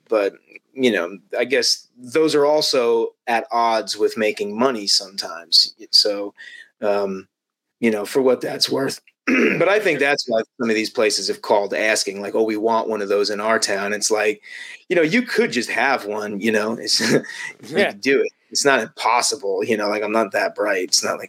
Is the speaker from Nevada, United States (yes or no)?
yes; Las Vegas, Nevada, United States; I mean, I was born in Vegas and lived in Vegas. That gambling's in my blood, man.